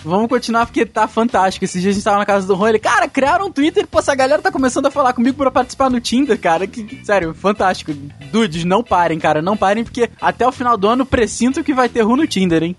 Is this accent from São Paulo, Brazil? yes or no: no; Petrópolis, Rio de Janeiro, Brazil; a gente é de Petrópolis, no Rio de Janeiro